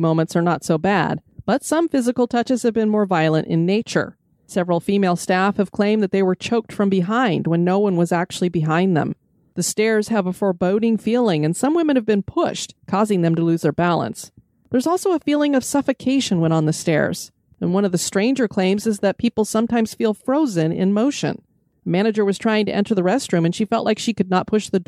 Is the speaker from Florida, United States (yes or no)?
yes; Central Florida, United States; we're from Central Florida